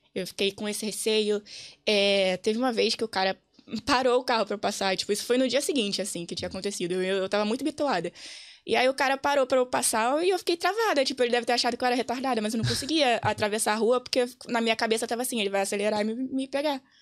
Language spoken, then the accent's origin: Portuguese; Rio de Janeiro, Brazil; moved away as an adult; now in Dublin, Ireland; vim do Rio